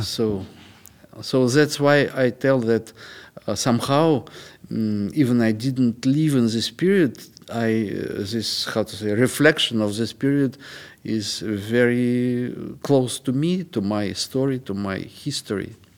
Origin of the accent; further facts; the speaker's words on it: Moscow, Russia; moved away as an adult; now in Western Europe; I was born in Moscow, and since 29 years I live here